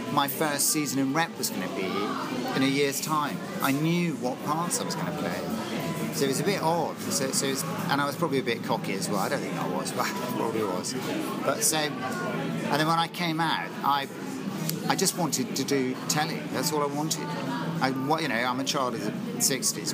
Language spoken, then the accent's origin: English; Bristol, South West England, United Kingdom; I came from Bristol. Because I trained at the Old Vic.